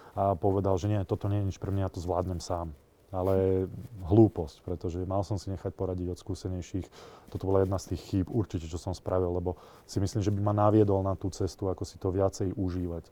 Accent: Nitra, Nitra Region, Slovakia; ja som vyrastal v Nitre

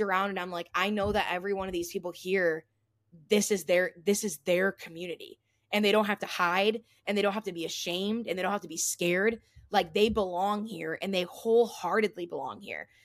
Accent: Toledo, Ohio, United States; my hometown

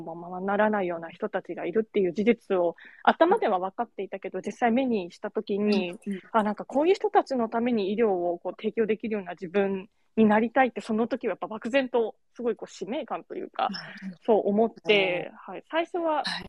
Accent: Kagoshima, Japan; now in Fukuoka, Japan; 私は鹿児島出身なんですけど

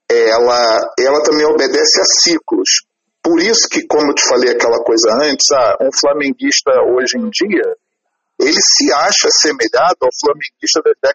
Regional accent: Rio de Janeiro, Brazil; como carioca, e por estar tá fazendo o primeiro show na cidade que eu nasci

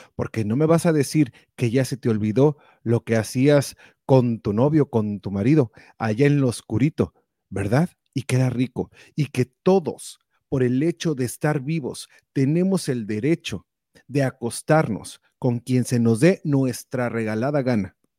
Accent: Mexico; now in United States; Nosotros todos crecimos en México

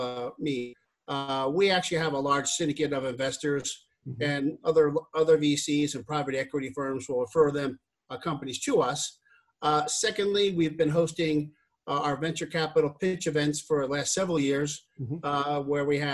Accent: New York, United States; I'm originally from New York

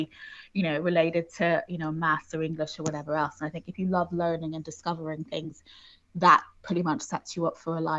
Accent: Houston, Texas, United States; Yes, I did. Yeah, I'm American originally

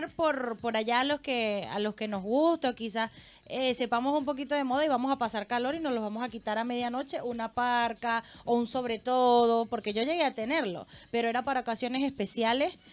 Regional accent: Chile; porque en Chile nosotros en el invierno usamos lanillas

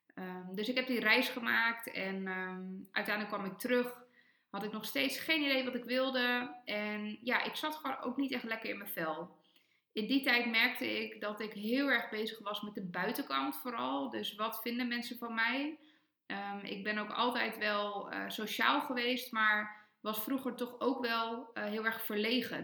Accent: Almere, Flevoland, Netherlands; moved away; En ik groeide op in Almere in een superfijne wijk dicht bij het bos

